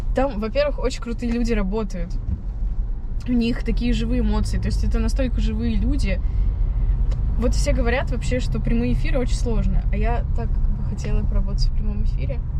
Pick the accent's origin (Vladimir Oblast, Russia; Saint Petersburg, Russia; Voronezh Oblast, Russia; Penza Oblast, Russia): Penza Oblast, Russia; Penza; moved away as an adult; now in Moscow, Russia; я родом из Пензы